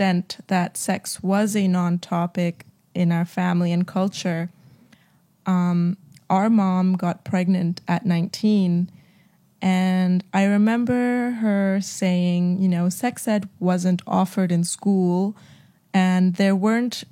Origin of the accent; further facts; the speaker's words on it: Jakarta, Indonesia; We were born and raised in Jakarta in a very Christian family